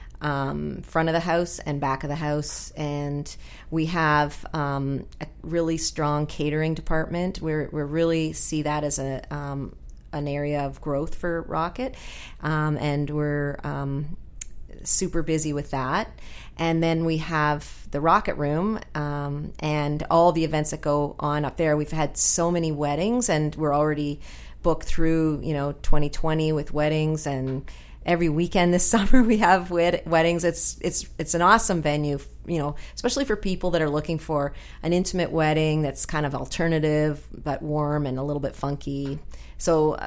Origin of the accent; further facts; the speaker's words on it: Toronto, Ontario, Canada; now in St. John's, Canada; I'm from Toronto too